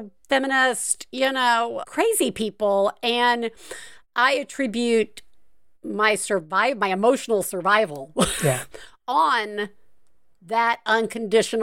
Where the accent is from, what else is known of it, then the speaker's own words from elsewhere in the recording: Deep South, United States; I grew up in the Deep South